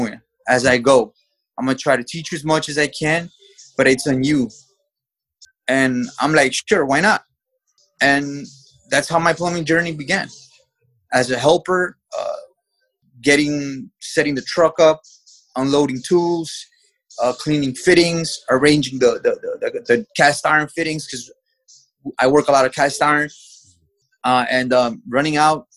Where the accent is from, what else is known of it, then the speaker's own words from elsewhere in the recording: New York City, New York, United States; also born or lived in Mexico; I was born in Mexico and raised in the United States in the city of New York. I came to New York when I was 3 years old